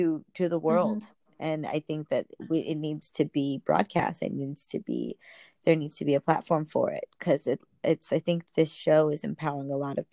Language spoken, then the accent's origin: English; Los Angeles, California, United States; I'm born and raised in East